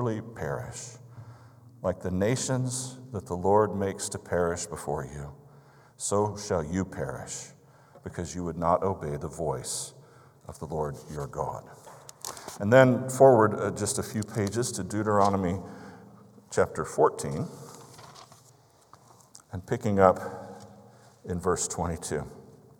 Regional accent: Albuquerque, New Mexico, United States; now in South Dakota, United States; I grew up in Albuquerque, New Mexico.

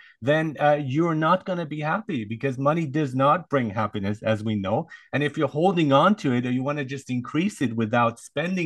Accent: Germany; moved away; I grew up in Germany

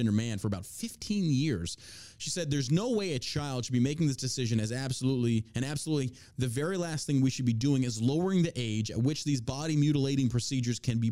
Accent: New York, United States; moved away; I grew up in New York

